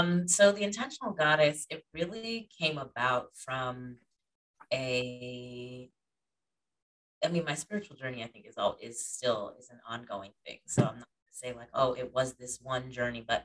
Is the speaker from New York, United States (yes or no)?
yes; Schenectady, New York, United States; moved away as an adult; now in Atlanta, United States; I grew up in like the Schenectady Gilderland area.